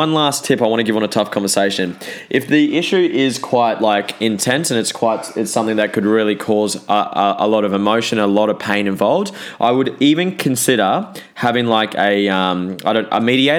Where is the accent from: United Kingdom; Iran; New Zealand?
New Zealand; I'm a Kiwi, so that's why six sounds like sex